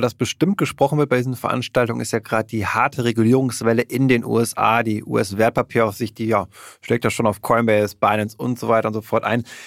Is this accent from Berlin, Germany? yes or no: yes; Berlin, Germany; als Berliner